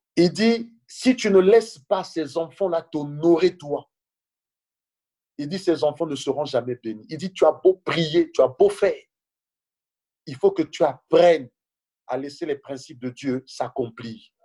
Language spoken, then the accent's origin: French; Senegal; moved away as an adult; now in France; je venais du Sénégal